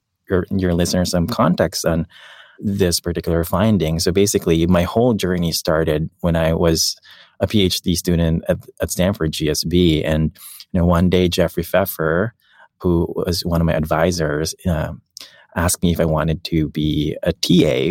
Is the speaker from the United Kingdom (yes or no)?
no; Philippines; moved away; I grew up in the Philippines and my parents didn't really have that much